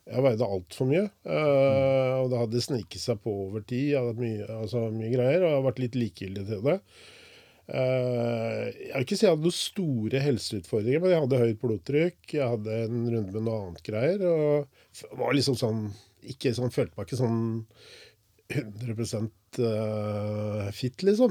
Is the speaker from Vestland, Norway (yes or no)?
no; Porsgrunn, Vestfold og Telemark, Norway; Jeg er jo fra Eidanger. Vokste opp på Engefeltet på Eidanger.